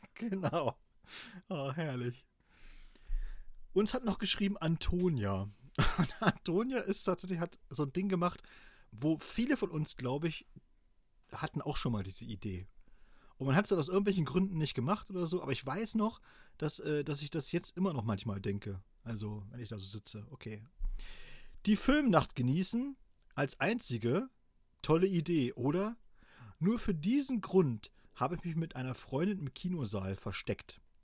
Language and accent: German; East Germany, Germany